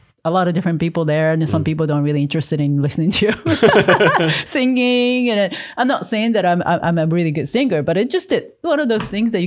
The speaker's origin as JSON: {"language": "English", "country": "Japan", "tie": "born or raised there", "moved": "as an adult", "lives_now": "United States", "said": "I grew up in Japan"}